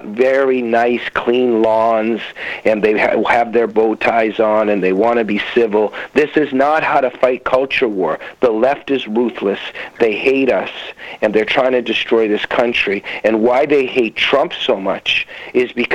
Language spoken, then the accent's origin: English; United States; moved away as an adult; also born or lived in Soviet Union; now in Canada; we ended up in America when I was a very little kid, and I grew to love this country